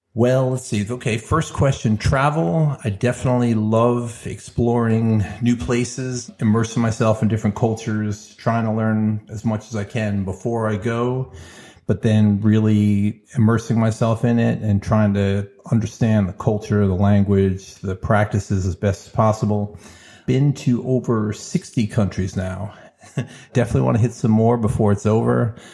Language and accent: English; New York, United States; growing up in New York, being experienced in different cultures